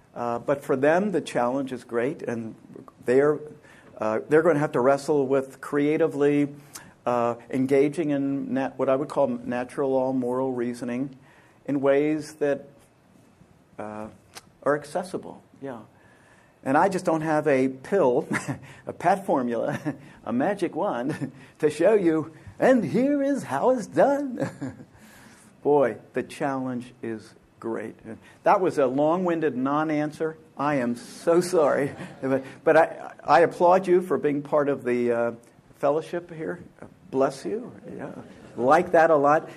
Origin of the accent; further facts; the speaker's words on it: Pennsylvania, United States; moved away; I grew up in Pennsylvania